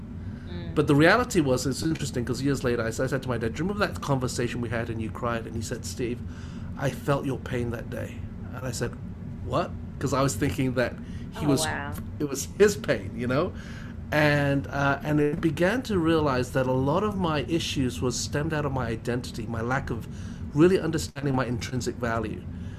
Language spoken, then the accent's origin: English; England, United Kingdom; also born or lived in Hong Kong; now in Canada; No, so I grew, my dad moved to England when I was 4 years old, and so I did all my education in the UK. And then about 95, I moved to Canad